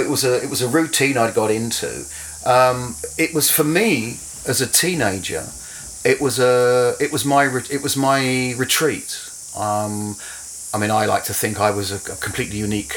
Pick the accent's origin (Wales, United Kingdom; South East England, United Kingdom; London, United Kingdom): London, United Kingdom; moved away as an adult; also born or lived in Romford / Hackney / Croydon / Watford; now in New Zealand; I grew up in and around London